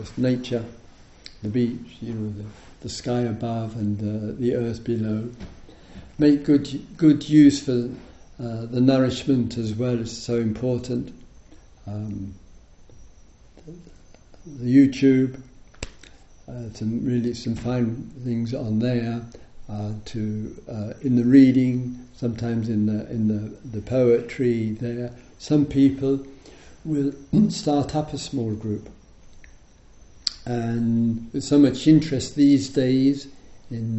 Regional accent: England, United Kingdom; I'm in the Buddhist tradition, I'm English, or I'm a Dharma teacher

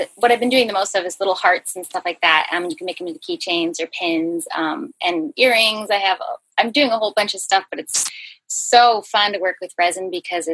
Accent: San Diego, California, United States; also born or lived in Hawaii / Portland; I live in San Diego. I've been here for most of my life, except for a short little stint in that I lived in Portland for a little while, just like 6 months or so. And I was born in Hawaii, actually.

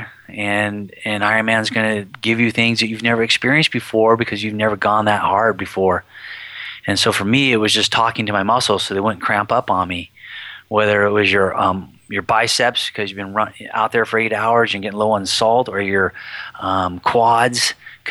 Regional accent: Humboldt County, California, United States; I come from Humboldt County, which is a 65-degree weather town

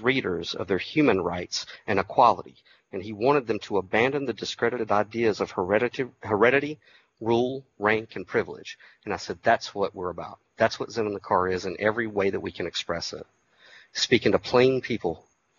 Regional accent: Georgia, United States

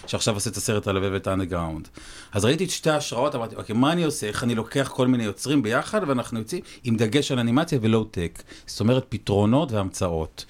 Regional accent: Jezreel Valley, Northern District, Israel; אני בא מהעמק

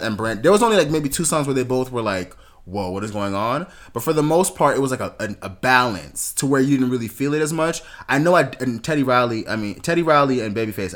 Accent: Jamaica; being Jamaican uh, West Indian, but Jamaican specifically

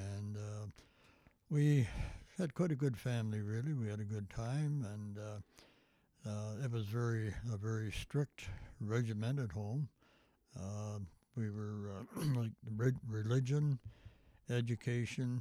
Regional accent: Toronto, Ontario, Canada; also born or lived in Scarborough; We grew up in the East End of Toronto

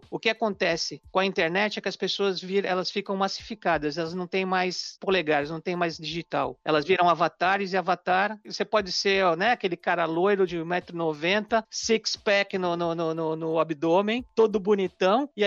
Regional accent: United States; porque eu sou americano, eu não sei que produto eu compro para dor de cabeça over the counter

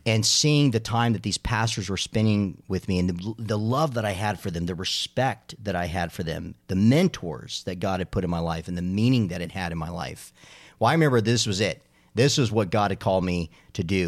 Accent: Arizona, United States; now in Charlotte, United States; growing up in Arizona

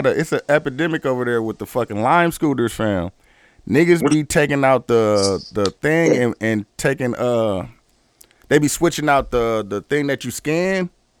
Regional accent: United States; the black guy from America

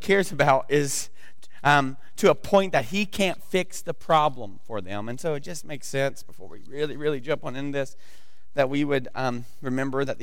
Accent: the South, United States; moved away; I'm from the South, and so we don't do good with pronunciation

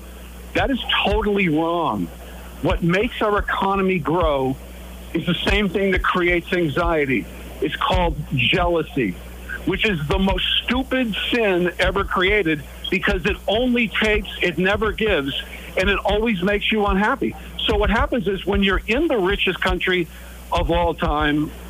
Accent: United States; I was born in the United States, in the richest country in the world

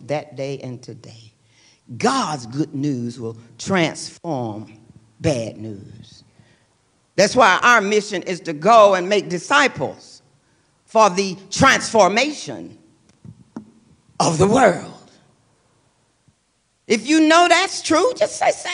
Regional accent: Lubbock, Texas, United States; I grew up in Lubbock, Texas, that was a college town

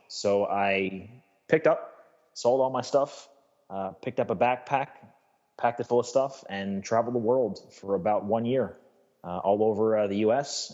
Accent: United States; as an American

